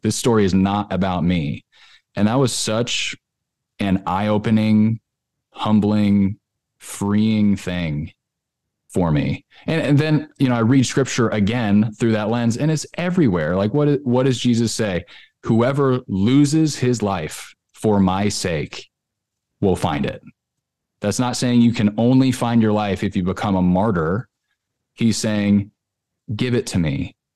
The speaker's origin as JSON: {"language": "English", "region": "California", "country": "United States", "moved": "yes", "lives_now": "Nashville, United States", "said": "I live in Nashville. I'm originally from California"}